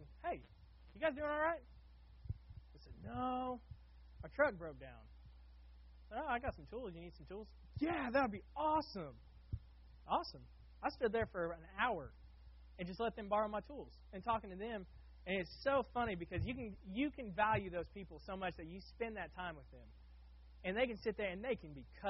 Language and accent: English; Oklahoma, United States; now in Florida, United States; I grew up in Oklahoma working at an automotive shop.